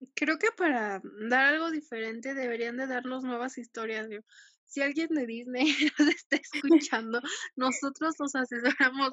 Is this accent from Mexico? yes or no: yes; Mexico; soy mexicana